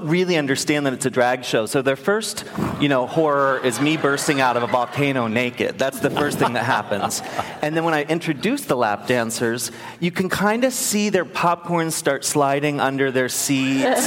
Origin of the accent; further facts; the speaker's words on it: Maryland, United States; moved away; I grew up in Maryland